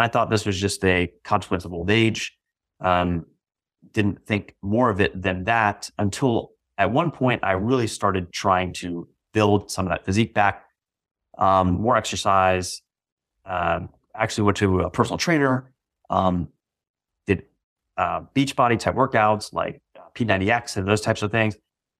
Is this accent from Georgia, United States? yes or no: no; Virginia, United States; also born or lived in Massachusetts / New Jersey / Florida / Texas; Initially, I was born in Massachusetts, moved to New Jersey, moved to Florida, moved to Texas, then moved to Northern Virginia, where I eventually settled down after moving